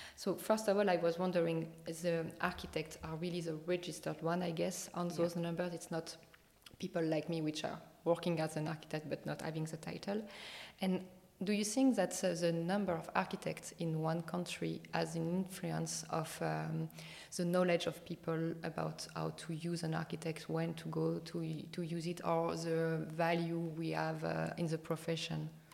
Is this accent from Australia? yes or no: no; France; accent: strong French; English is a second language; my strong French accent